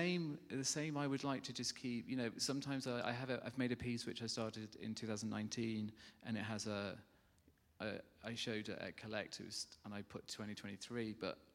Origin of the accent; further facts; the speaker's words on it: Witbank, Mpumalanga, South Africa; also born or lived in Scotland / South Staffordshire; So I grew up in South Africa, I moved to Witbank, which is, Witbank means, the South African name, Amelahani, means place of coal.